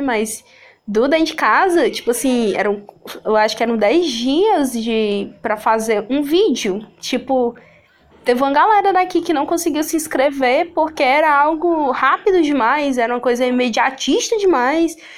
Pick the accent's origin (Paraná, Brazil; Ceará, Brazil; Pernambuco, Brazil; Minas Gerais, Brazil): Ceará, Brazil; Sobral; eu ser do interior do estado do Ceará, né, da cidade de Sobral, eu que nasci aqui em Sobral